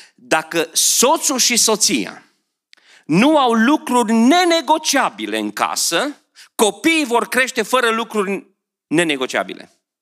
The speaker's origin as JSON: {"language": "Romanian", "town": "Beclean", "region": "Bistrița-Năsăud", "country": "Romania", "tie": "born or raised there", "also_born_or_lived": "Oradea", "moved": "as an adult", "said": "Eu am, m-am născut lângă Someș acolo, în Beclian, da? La 5 ani în vacanța când trebuia să me, ă, intrăm la grădiniță în grupa mare, la 5 ani mergeam cu prieteni la Someș"}